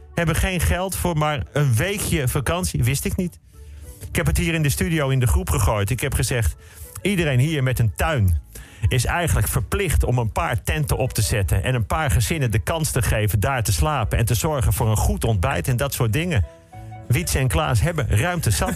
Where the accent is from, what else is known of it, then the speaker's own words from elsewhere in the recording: Netherlands; als Nederlander